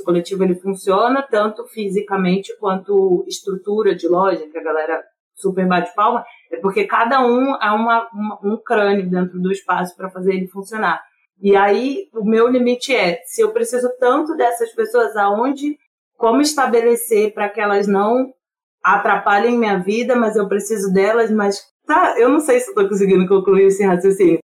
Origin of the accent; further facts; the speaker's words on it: Rio de Janeiro, Brazil; moved away; also born or lived in Rio Grande; eu sou do Rio de Janeiro, né, de Campo Grande, eu fui criada em Campo Grande